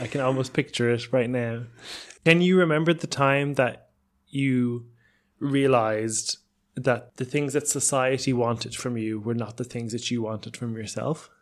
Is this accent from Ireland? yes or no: yes; Ireland; I grew up in Ireland